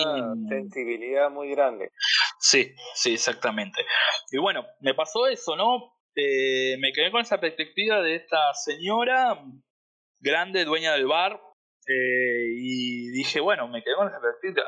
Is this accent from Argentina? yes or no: yes; Argentina; moved away as an adult; now in Hollywood, Florida, United States; soy argentino, tengo 35 años